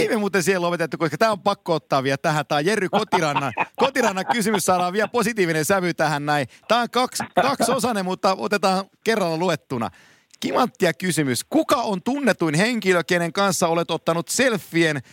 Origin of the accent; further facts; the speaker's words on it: Finland; mä oon Suomesta